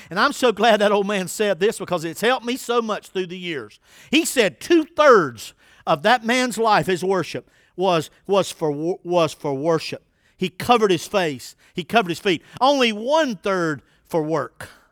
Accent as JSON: {"language": "English", "town": "Winston-Salem", "region": "North Carolina", "country": "United States", "tie": "born or raised there", "moved": "yes", "lives_now": "Dunn, United States", "said": "I grew up in Winston-Salem, North Carolina."}